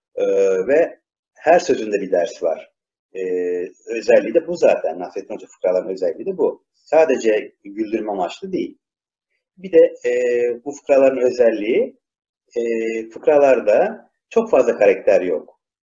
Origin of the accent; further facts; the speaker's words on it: İzmir, Turkey; İzmirliyim ben.